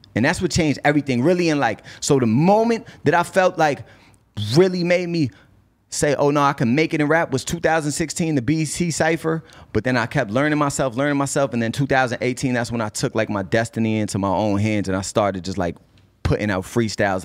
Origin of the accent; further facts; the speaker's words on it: Cambridge, Massachusetts, United States; also born or lived in Boston; I love Boston. I'm born there. I went to school there. I have influence there. But I'm from Cambridge